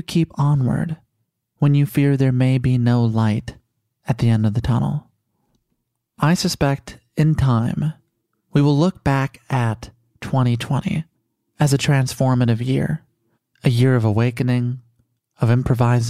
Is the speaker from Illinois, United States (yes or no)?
yes; Chicago, Illinois, United States; now in Los Angeles, United States; here in Los Angeles and my hometown of Chicago